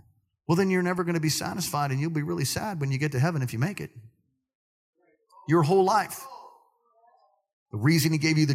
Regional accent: New York City, New York, United States; I'm from Brooklyn

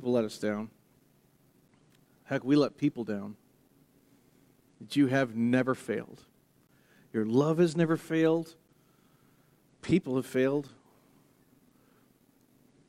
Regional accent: United States; I'm American

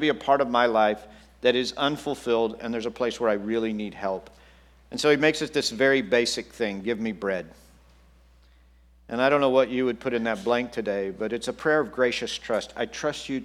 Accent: Texas, United States; I grew up in Texas

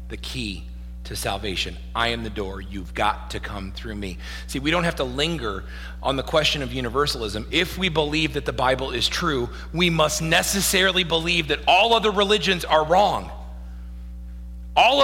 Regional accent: Midwest, United States; I was born in the Midwest

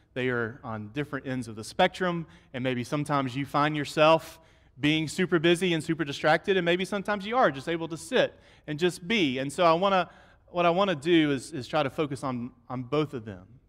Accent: United States; I'm American

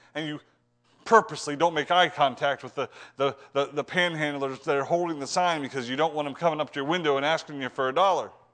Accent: Ohio, United States; I'm from Ohio

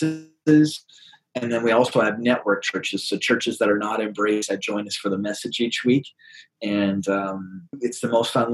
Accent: South Dakota, United States; also born or lived in Sioux Falls, South Dakota; I am born and raised in South Dakota, lived here my whole life with the exception of 3 years when I went to Kentucky to get my master's

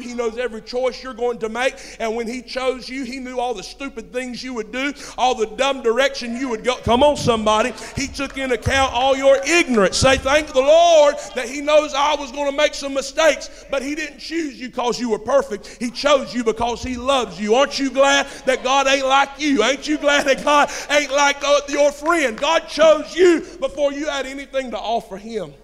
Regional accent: United States; I'm an American

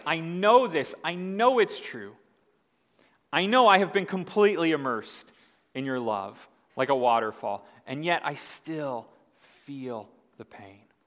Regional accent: Indiana, United States; moved away; I'm from Indiana. I call it pop. I moved here and I found out people here don't call it pop

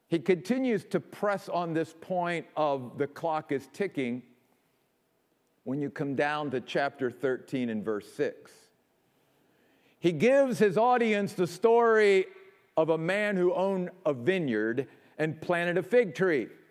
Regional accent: Maryland, United States; moved away; also born or lived in New York; my home state of Maryland

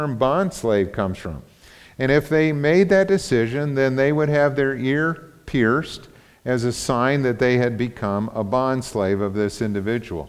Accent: United States; we grew up in the United States

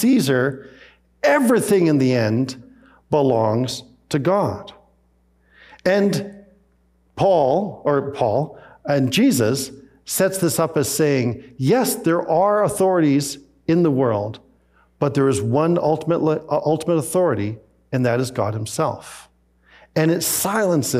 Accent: Canada; also born or lived in Scotland; my mom and dad, as they immigrated from Scotland to Canada, they were very quick to take out Canadian citizenship.

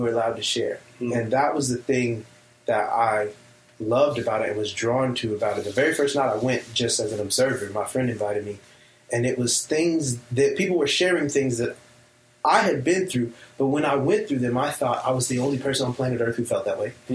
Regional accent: Long Beach, California, United States; born and raised in Long Beach, California, under the influence of hip-hop.

